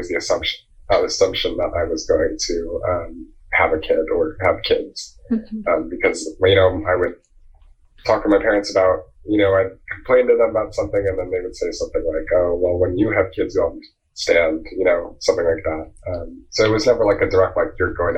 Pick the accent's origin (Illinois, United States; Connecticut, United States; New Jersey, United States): New Jersey, United States; I'm from Jersey, like the suburbs, like 40 minute train ride from New York City